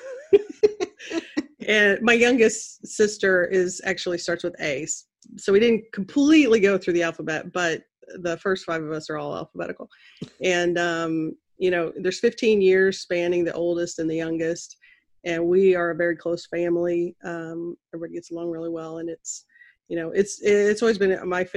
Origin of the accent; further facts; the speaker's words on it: Central Missouri, United States; I was born and raised in Central Missouri.